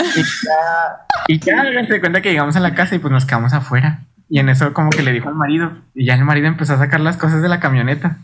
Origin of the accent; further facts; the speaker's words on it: Chihuahua, Mexico; venimos de Chihuahua.